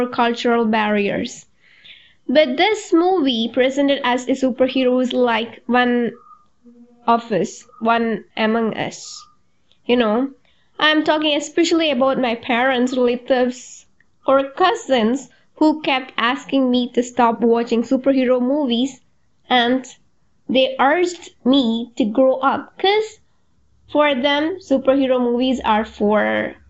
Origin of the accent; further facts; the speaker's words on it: Malayalam-speaking, Kerala, India; first language Malayalam; English is a second language; Malayalam, that is in my native language